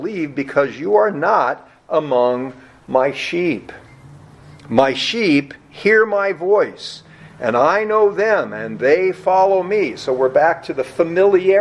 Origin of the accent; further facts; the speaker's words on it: United States; being an American